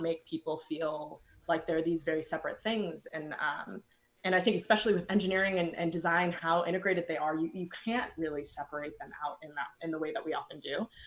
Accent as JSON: {"language": "English", "town": "San Diego", "region": "California", "country": "United States", "tie": "born or raised there", "said": "I grew up in San Diego"}